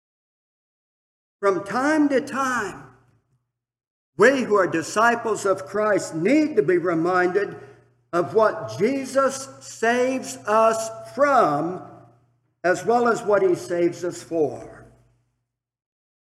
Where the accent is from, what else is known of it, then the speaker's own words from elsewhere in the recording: Milan, Michigan, United States; serving my hometown congregation of Milan, Michigan, as a deacon